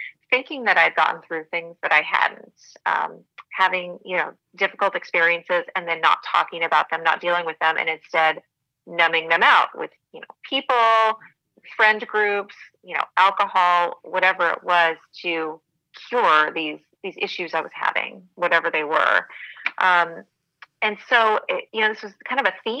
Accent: Montana, United States; I grew up in Montana, real small town

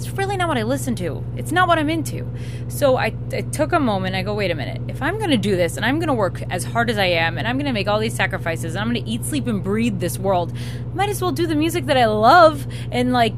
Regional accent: New York, United States; moved away as an adult; also born or lived in Miami, Florida; I'm from New York, but I did live here for a long time

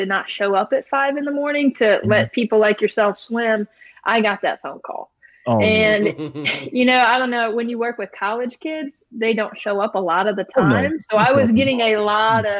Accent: Beaumont, Texas, United States; also born or lived in Baton Rouge; I'm actually from Beaumont, kind of grew up here, graduated from Westbrook and, you know, kind of a local girl

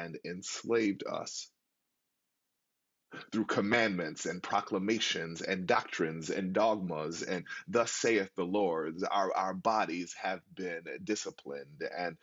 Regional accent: Buffalo, New York, United States; moved away; my hometown of Buffalo, New York

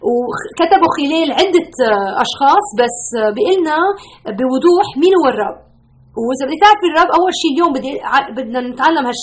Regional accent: Lebanon; now in United States; انا بتذكر من 30 سنه هربنا من لبنان نحن وجينا على امريكا

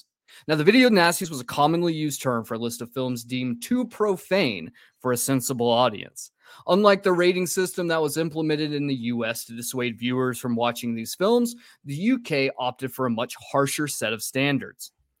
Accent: United States; I'm American.

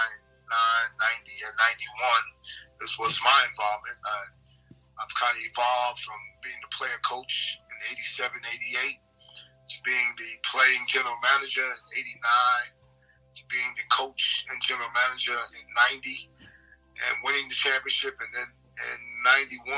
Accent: New York City, New York, United States; moved away as an adult; also born or lived in Geelong / Perth; now in Australia; I'm from New York City

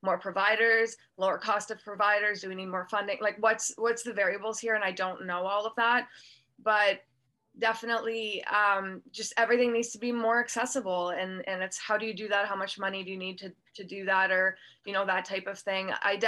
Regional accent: Canada; born or raised there

